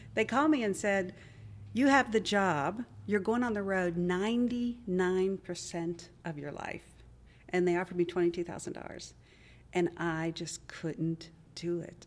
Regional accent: Wheeling, West Virginia, United States; moved away as an adult; also born or lived in Dayton, Ohio; now in Nashville, United States; Grew up in Wheeling, West Virginia, school in Dayton, Ohio, and then came to Nashville

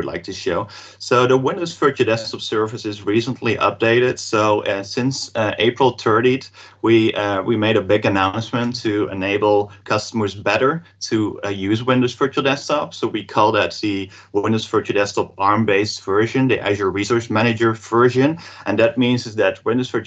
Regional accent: Netherlands; I'm from the Netherlands

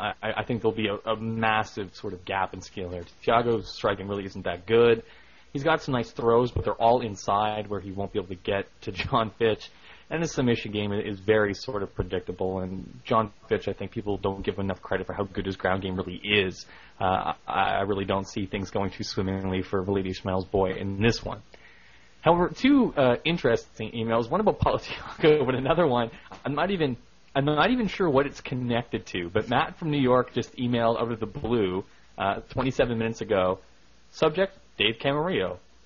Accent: Canada; Even though I'm a Canadian, a huge GSP fan, as someone who listens to every Sherdog show, I may cheer for Alves

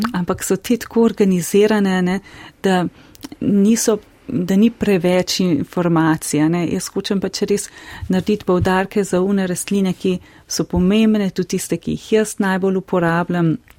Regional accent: Slovenia; smo tukaj slovenci

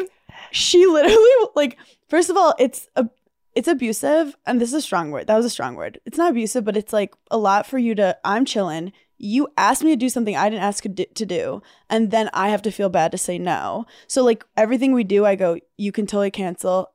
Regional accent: New York City, New York, United States; I'm a New Yorker, I don't drive.

